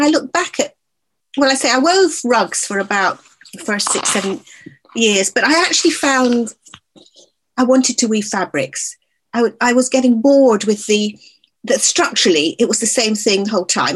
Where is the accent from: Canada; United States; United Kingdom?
United Kingdom; Scotland; moved away as an adult; also born or lived in London; I was born in London, but I was brought up in Scotland.